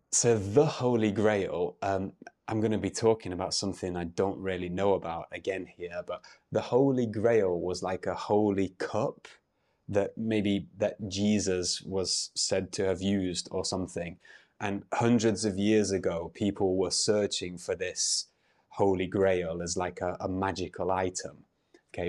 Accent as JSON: {"language": "English", "country": "United Kingdom", "said": "I'm an English teacher from the U K"}